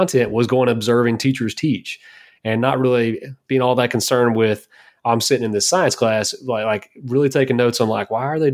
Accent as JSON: {"language": "English", "region": "Kentucky", "country": "United States", "said": "I'm from Kentucky"}